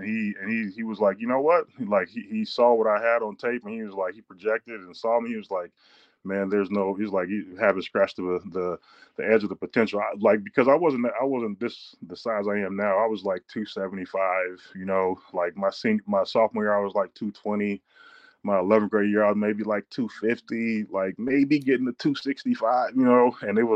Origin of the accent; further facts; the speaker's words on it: Pasadena, California, United States; moved away as an adult; also born or lived in Madison, Wisconsin; I'm a native of Pasadena, California. I went to John Muir High School.